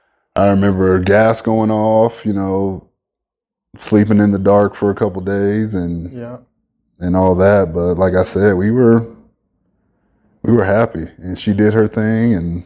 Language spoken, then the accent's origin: English; Las Vegas, Nevada, United States; also born or lived in Bellflower, California; now in Farmington, United States; I'm born and raised in Bellflower, California. I lived there for about 7-8 years and then moved to Las Vegas. And then lived there most of my life.